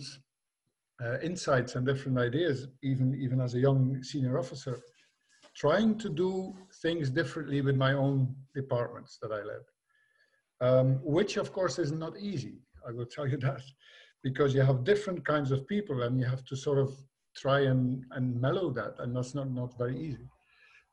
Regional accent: Belgium; also born or lived in Limburg; I was from Belgium

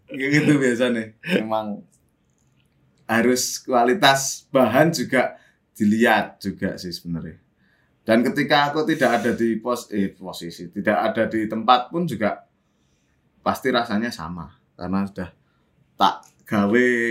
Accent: Yogyakarta, Special Region of Yogyakarta, Indonesia; moved away as an adult; also born or lived in Jakarta; ke Jogja neng kelahir, tanah kelahiranku

